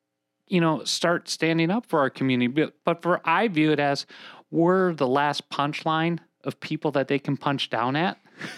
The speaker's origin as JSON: {"language": "English", "region": "Minnesota", "country": "United States", "said": "if my voice doesn't give me away, I'm from Minnesota."}